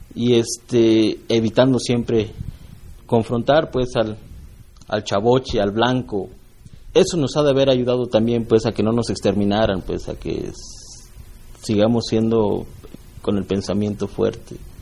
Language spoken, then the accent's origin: Spanish; Norogachi, Chihuahua, Mexico; soy Raramuri, soy de Norogachi